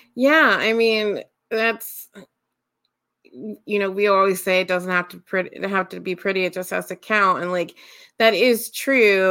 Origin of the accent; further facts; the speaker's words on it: Ohio, United States; also born or lived in Westerville, Ohio; I grew up in the heart of Amish country